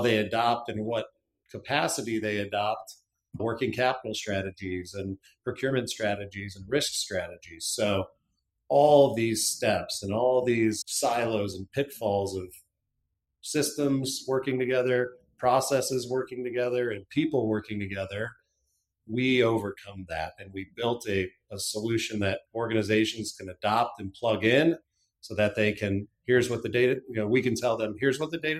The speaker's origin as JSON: {"language": "English", "town": "Cleveland", "region": "Ohio", "country": "United States", "tie": "born or raised there", "also_born_or_lived": "Tennessee", "said": "I grew up in Cleveland, Ohio, lived most of my youth, or lived all of my youth there"}